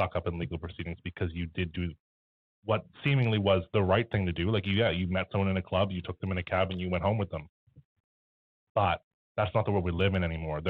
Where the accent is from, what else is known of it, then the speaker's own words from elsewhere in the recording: Canada; also born or lived in Halifax; beyond us being Canadian, being in Halifax